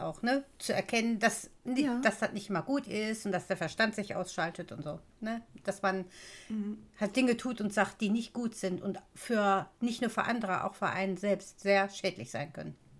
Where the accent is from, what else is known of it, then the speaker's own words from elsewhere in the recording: Duisburg, North Rhine-Westphalia, Germany; Ich bin ja in Duisburg geboren und aufgewachsen